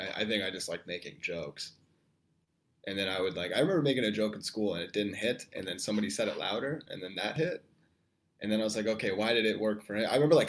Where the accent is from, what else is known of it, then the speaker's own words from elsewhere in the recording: Chicago, Illinois, United States; I just moved to the north side. I've lived on the south side my whole life, you know?